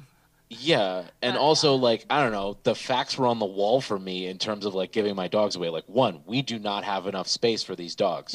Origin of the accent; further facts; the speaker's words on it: Bloomfield, Michigan, United States; also born or lived in Southfield, Michigan; sixth grade, we moved from Southfield to Bloomfield